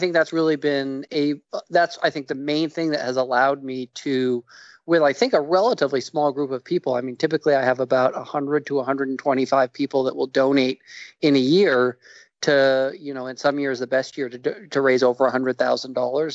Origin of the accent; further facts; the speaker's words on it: New York, United States; moved away; I'm from New York originally